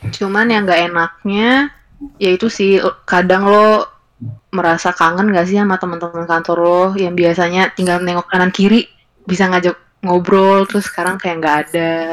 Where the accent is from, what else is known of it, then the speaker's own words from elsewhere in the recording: Indonesia; gue dari Indonesia